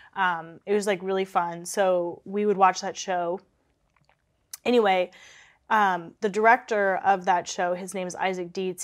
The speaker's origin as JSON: {"language": "English", "town": "Kansas City", "country": "United States", "moved": "yes", "said": "I'm from Kansas City, so it's, like, three hours away from Kansas City"}